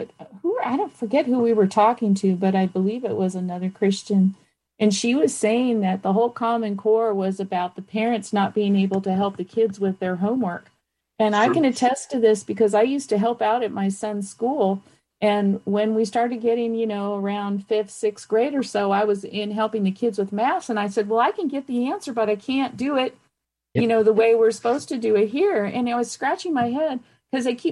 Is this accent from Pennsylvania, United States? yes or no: no; Campbell, California, United States; I grew up in Campbell